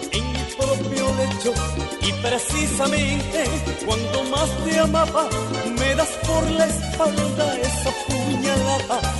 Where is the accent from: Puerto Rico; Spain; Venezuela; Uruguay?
Venezuela; por ejemplo, en mi país, en Venezuela, a alguien que se lleva todo